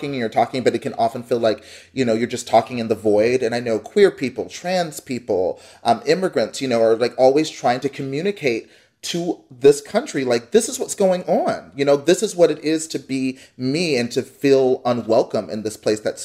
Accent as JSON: {"language": "English", "town": "Dallas", "region": "Texas", "country": "United States", "tie": "born or raised there", "moved": "as an adult", "lives_now": "Columbus, United States", "said": "I grew up in Texas. I grew up in the suburbs of North Dallas."}